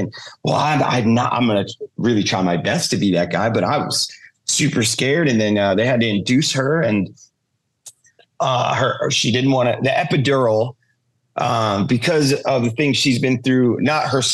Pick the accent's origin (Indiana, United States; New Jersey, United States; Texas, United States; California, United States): New Jersey, United States; Jackson; now in Las Vegas, United States; I'm from Jackson.